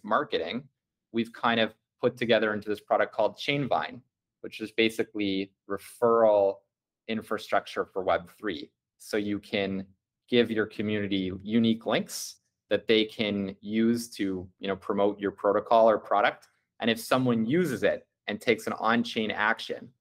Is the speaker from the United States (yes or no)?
no; Canada; as a Canadian